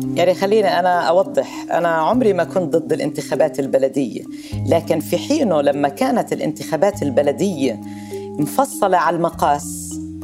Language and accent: Arabic; Nablus, West Bank, Palestine; انا من مواليد نابلس